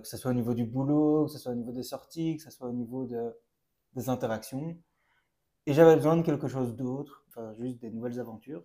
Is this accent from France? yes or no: no; Brussels, Brussels-Capital Region, Belgium; j'ai 28 ans, je viens de Bruxelles